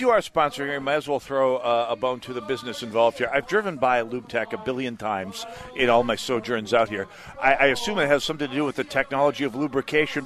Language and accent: English; North Dakota, United States; I'm from North Dakota